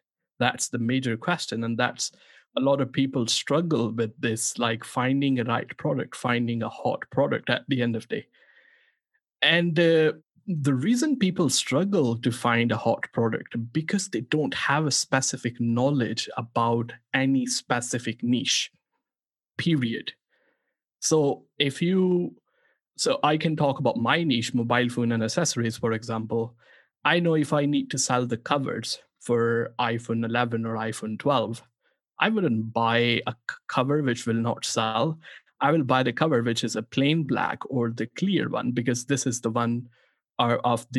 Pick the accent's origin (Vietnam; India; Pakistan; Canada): Pakistan; born there; English is a second language; And also, as I was born in Pakistan